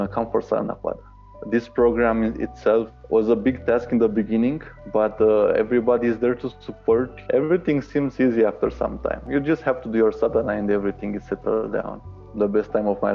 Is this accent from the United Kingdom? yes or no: no; Romania; also born or lived in Bucharest; from Romania